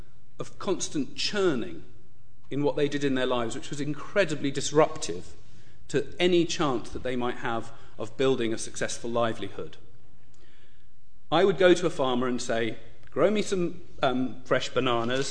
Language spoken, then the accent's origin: English; Uganda; moved away; also born or lived in United Kingdom; I was born in Uganda, and then I studied here in the UK. And then a little while after graduating, in 1988, I returned to Uganda